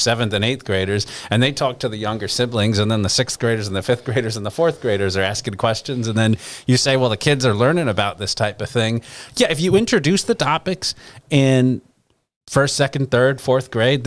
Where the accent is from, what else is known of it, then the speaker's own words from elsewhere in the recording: New York City, New York, United States; now in Florida, United States; I grew up in New York City